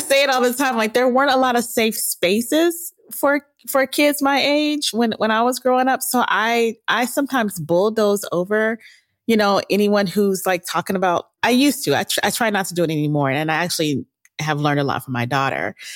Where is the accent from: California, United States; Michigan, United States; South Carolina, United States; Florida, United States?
California, United States; Pasadena; I grew up in Pasadena